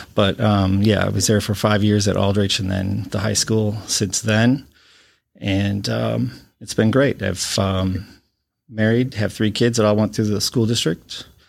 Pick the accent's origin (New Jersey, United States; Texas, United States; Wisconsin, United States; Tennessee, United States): Wisconsin, United States; Watertown; also born or lived in Illinois; now in Beloit, United States; I am a Wisconsin native. I've been, um, I'm from Watertown, Wisconsin